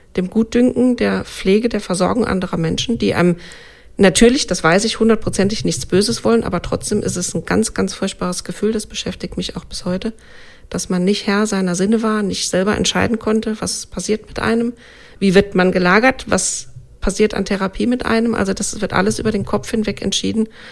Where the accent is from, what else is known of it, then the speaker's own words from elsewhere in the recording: Germany; also born or lived in Saarland; bei uns in Deutschland